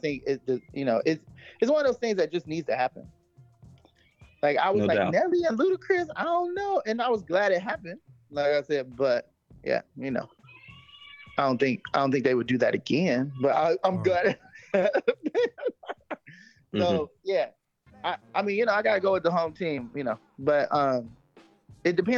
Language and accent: English; Cleveland, Ohio, United States; I'm from Cleveland. I'm a Cleveland fam.